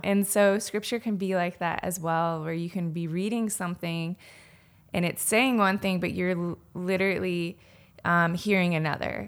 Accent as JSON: {"language": "English", "town": "Anderson", "region": "South Carolina", "country": "United States", "said": "I am from Anderson, South Carolina."}